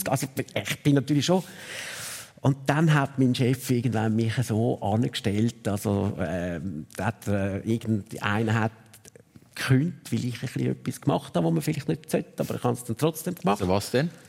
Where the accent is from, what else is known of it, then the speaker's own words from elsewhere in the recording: Zurich, Switzerland; als Zürcher in Luzern die Lehre machen, bist du natürlich ein Zützi.